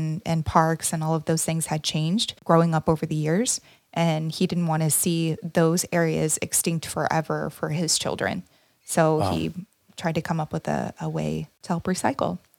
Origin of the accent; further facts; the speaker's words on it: Gulf Coast, Texas, United States; I'm from Texas and off the Gulf Coast